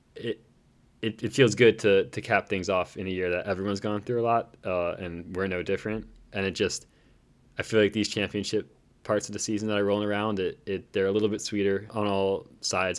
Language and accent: English; North Carolina, United States; I'm from North Carolina